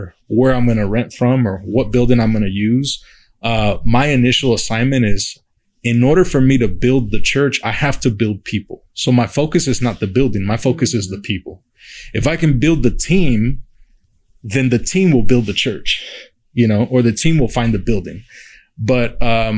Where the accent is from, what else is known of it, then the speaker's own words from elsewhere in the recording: Uvalde, Texas, United States; moved away as an adult; now in San Antonio, United States; I grew up in Uvalde